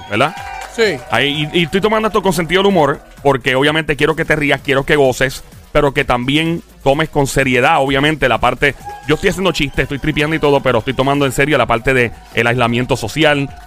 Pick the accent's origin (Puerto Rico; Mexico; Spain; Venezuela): Puerto Rico; A mí me encanta decir que yo soy indio, me encanta decir que soy este español, africano y algo portugués por ahí también, porque mi familia de parte de madre de Portugal.